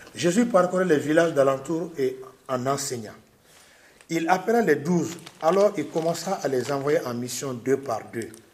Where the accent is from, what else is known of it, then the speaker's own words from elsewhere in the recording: Mali; moved away as an adult; now in Ardèche, France; chez nous au Mali